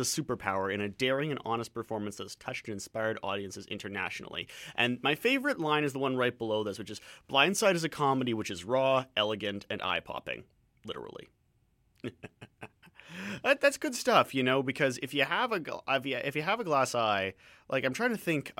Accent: Ontario, Canada; now in Vancouver, Canada; I come from Ontario. It's flat as a pancake

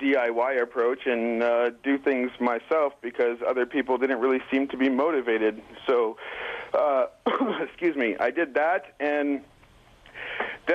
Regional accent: Vancouver, British Columbia, Canada; I'm from Vancouver, BC

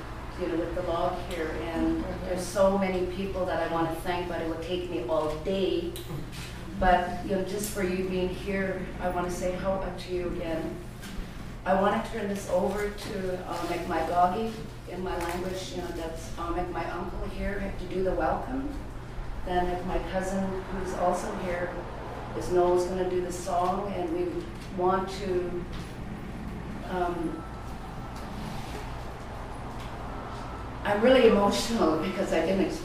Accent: Haida Nation, British Columbia, Canada; I'm from the Haida Nation.

